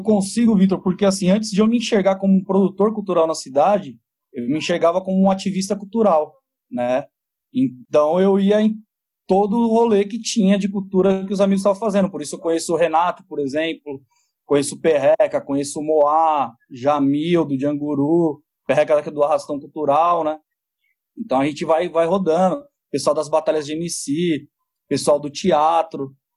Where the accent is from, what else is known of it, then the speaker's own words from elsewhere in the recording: Guarulhos, São Paulo, Brazil; meu pai e minha mãe já, já estavam aqui residentes em Guarulhos